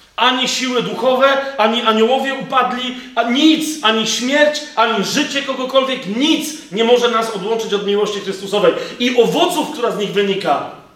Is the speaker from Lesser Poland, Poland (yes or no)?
yes; Kraków, Lesser Poland, Poland; Ja jestem z Nowej Huty